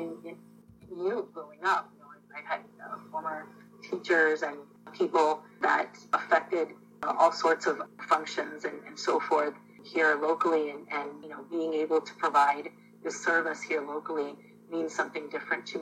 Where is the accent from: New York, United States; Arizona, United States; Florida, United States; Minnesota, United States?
Florida, United States; also born or lived in Jaffna, Sri Lanka / California; We moved to Florida to a small farming town